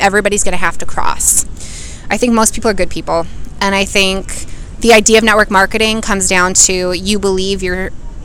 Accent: Minneapolis, Minnesota, United States; I'm from Minneapolis, Minnesota.

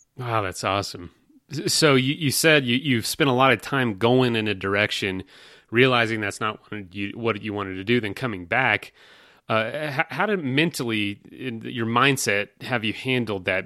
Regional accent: Florida, United States; now in Colorado, United States; We're from Florida

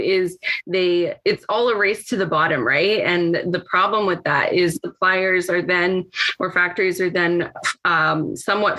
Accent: Mexico; moved away; when I grew up in Mexico in a very poverty heavy environment

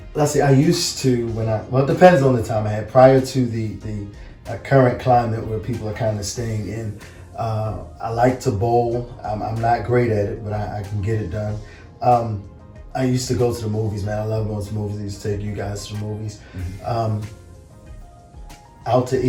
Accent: Baltimore, Maryland, United States; also born or lived in Washington, D.C.; born in D.C., raised in Baltimore

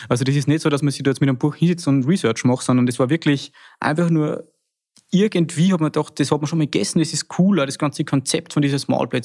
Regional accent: Salzkammergut, Austria; bei uns im Salzkammergut war ja immer schon eine sehr traditionsbewusste Region

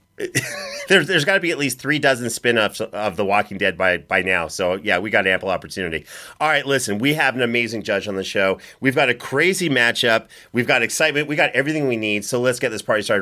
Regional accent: Canada; I'm from Canada

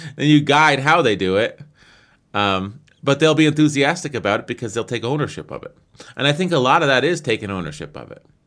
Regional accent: United States; I'm an American

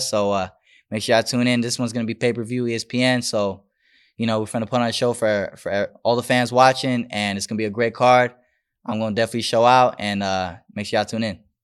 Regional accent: Las Vegas, Nevada, United States; also born or lived in Bronx, New York; born and raised in Vegas, but, um, I went to New York a lot

